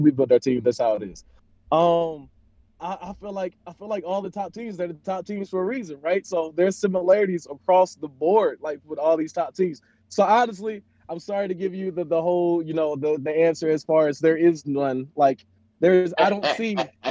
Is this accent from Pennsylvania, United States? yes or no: yes; Philadelphia, Pennsylvania, United States; now in Las Vegas, United States; I grew up in Philly